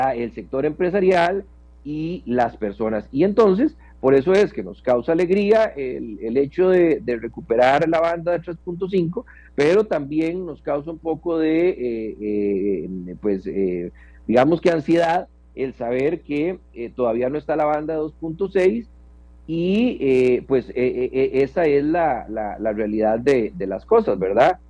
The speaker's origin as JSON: {"language": "Spanish", "country": "Costa Rica", "also_born_or_lived": "Puriscal", "said": "como costarricenses"}